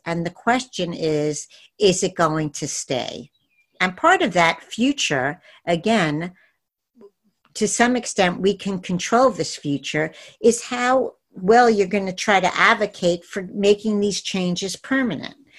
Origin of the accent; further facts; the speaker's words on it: New York City, New York, United States; my hometown is New York City